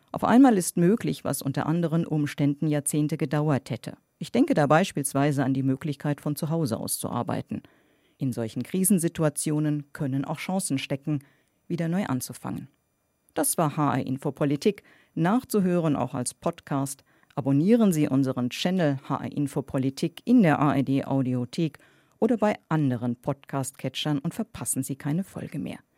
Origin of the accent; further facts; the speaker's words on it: Rhineland, Germany; Ich bin Rheinländer und damit chronischer Optimist